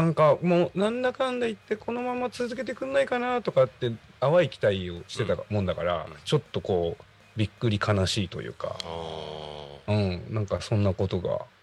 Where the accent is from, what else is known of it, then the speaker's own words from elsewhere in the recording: Yachiyo, Chiba, Japan; moved away; 僕はあの八千代市出身なんですよ